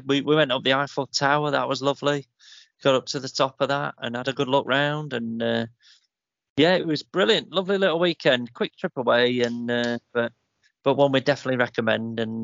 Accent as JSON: {"language": "English", "region": "England", "country": "United Kingdom", "said": "I'm English"}